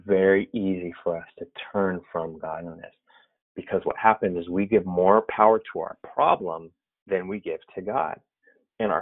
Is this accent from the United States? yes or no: yes; the Bay Area, California, United States; I'm from the Bay Area. I'm a lifelong Warriors fan. Grew up watching my dad watch the Warriors lose.